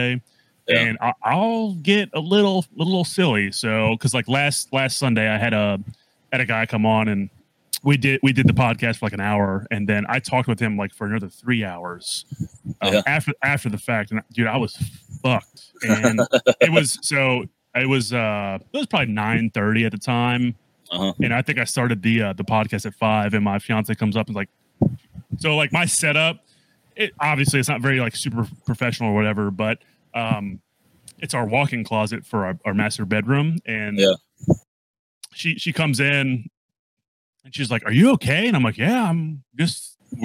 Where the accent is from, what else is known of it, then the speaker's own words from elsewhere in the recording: New Orleans, Louisiana, United States; moved away; also born or lived in Cleveland, Tennessee; So originally I grew up in New Orleans.